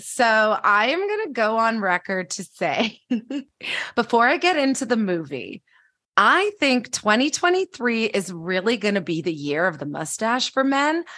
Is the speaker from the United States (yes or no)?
no; Canada; I'm Canadian